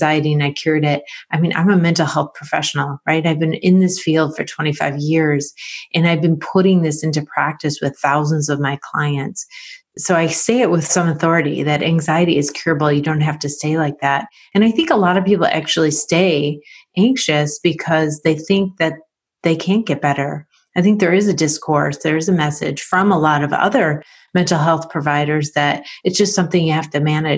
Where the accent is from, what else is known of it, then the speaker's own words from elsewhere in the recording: Rochester, New York, United States; I'm from Rochester, New York, and I've been a family therapist for over 20 years